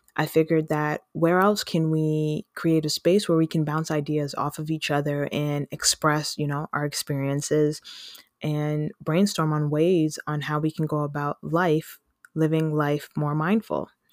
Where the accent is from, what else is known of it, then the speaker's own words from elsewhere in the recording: Canada; I'm Canadian